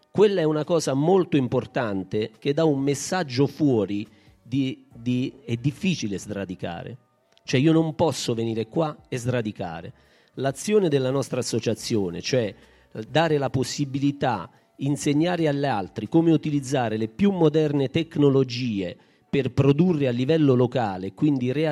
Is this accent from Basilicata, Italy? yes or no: yes; Baragiano, Basilicata, Italy; io questa sera dico a tutti, io sono di Baragiano, mi, mi conosceranno e ho un'identità baragianese.